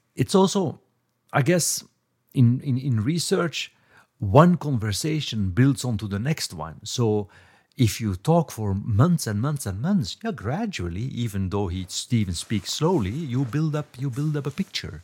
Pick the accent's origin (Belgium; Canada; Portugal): Belgium; moved away as an adult; also born or lived in Cambridge; I was growing up in Belgium